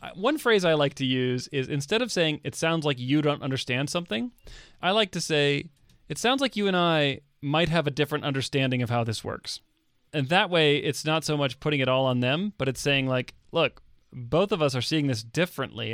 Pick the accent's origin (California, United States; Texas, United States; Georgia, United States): Texas, United States; moved away; I grew up in Texas